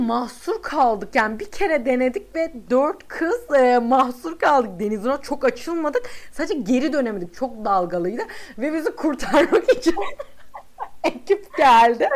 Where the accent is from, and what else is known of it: İzmir, Turkey